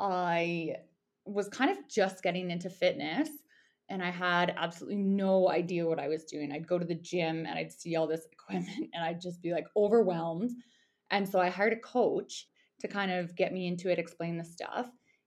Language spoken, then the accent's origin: English; Airdrie, Alberta, Canada; moved away as an adult; also born or lived in Canmore, Alberta / Bow Valley, Alberta; now in Yukon, Canada; Okay, so I mean, I grew up in Airdrie, Alberta, but my family's initially from the Bow Valley. So kind of roots in Harvey Heights and Exshaw. So I spent a ton of my childhood in Canmore with my grandparents